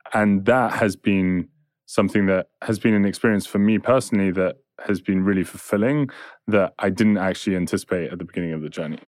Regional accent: England, United Kingdom; I'm English

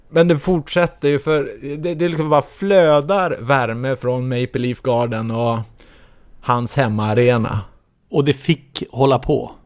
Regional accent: Sweden; Som svensk

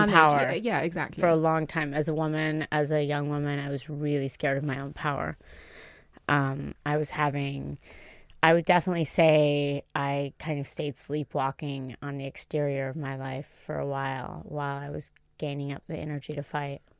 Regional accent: Tuscany, Italy; I grew up in Tuscany in a Duke's estate, so suck it.

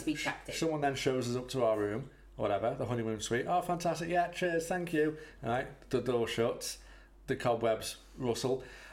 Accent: United Kingdom; because that's what British people do.

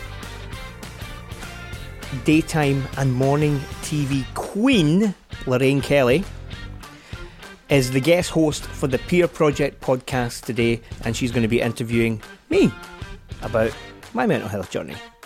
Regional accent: Glasgow, Scotland, United Kingdom; growing up in the East End of Glasgow

